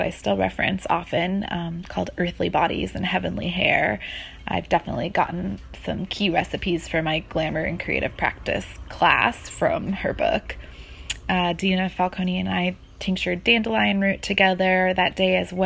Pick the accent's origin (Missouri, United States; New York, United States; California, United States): New York, United States; Hudson River Valley; I grew up rurally in the Hudson River Valley of New York State